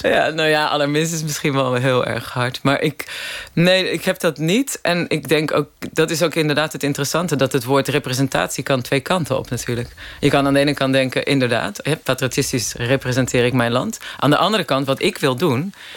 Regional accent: Hendrik-Ido-Ambacht, South Holland, Netherlands; moved away as an adult; also born or lived in Rotterdam / London; ik ben daar in de, 60, 70 jaren opgegroeid

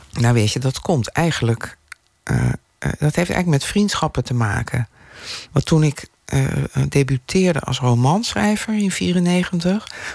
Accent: Delft, South Holland, Netherlands; now in Amsterdam, Netherlands; ik ben in Delft opgegroeid

